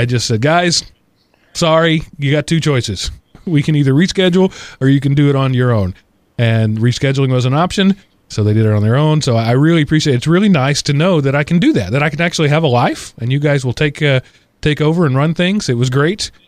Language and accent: English; Texas, United States; moved away; I am a Texan who grew up in dry heat